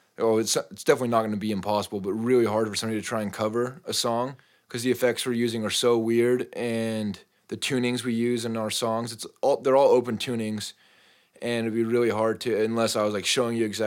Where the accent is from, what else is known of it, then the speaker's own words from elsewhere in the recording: Spokane, Washington, United States; moved away; also born or lived in southern Utah; So I went to high school in Eastern Washington in Spokane. And before that, my whole family, we grew up Mormon, and everybody is down in Utah, southern Utah.